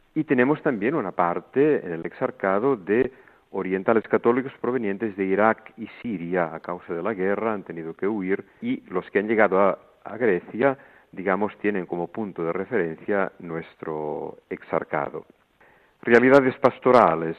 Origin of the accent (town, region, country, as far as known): El Vendrell, Catalonia, Spain; born or raised there; moved away as an adult; also born or lived in Montserrat; now in Greece